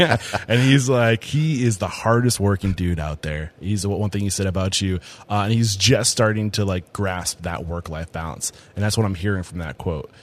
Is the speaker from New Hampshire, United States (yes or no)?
yes; Exeter, New Hampshire, United States; growing up in New Hampshire